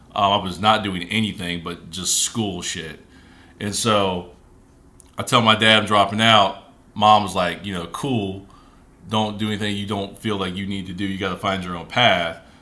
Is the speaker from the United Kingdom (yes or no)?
no; Springfield, Ohio, United States; I grew up in Ohio, Springfield, Ohio